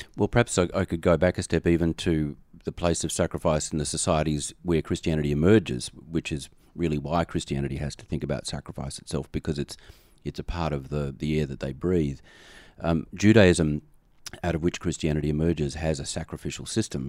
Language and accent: English; Australia; now in United States; I am an Australian expatriate in America